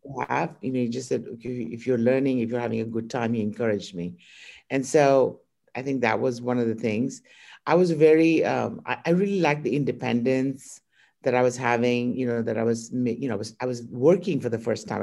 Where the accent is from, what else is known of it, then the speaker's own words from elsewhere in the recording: India; moved away as an adult; now in United States; I was born in India